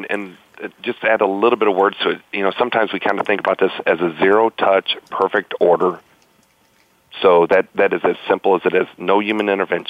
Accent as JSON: {"language": "English", "town": "St. Louis", "region": "Missouri", "country": "United States", "said": "All right, so I am from St. Louis"}